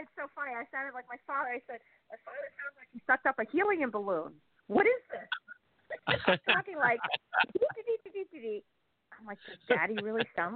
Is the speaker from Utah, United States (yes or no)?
no; New York, United States; as a New Yorker